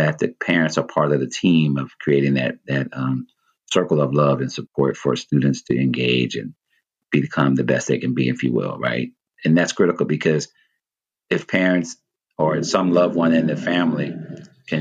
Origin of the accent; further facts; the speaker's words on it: Mississippi, United States; now in Oakland, United States; growing up in Mississippi, Baptist background as my foundation spiritually